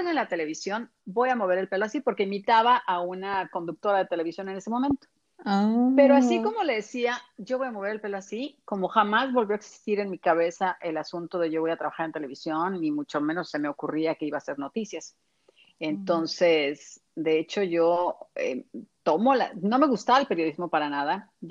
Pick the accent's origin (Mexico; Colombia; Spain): Mexico; also born or lived in Mexico City, Mexico / Culiacán, Mexico; Sí, eh, es cuando me preguntan a mí de dónde, de qué parte de México eres, pues yo digo, soy ciudadana de la nación.